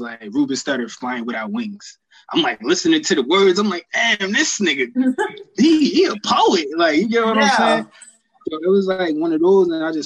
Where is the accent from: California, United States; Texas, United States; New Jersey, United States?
New Jersey, United States; Newark; also born or lived in Union, New Jersey / Georgia; I'm from Newark, New Jersey. Went to school in Union. Lived in Georgia for like 7 years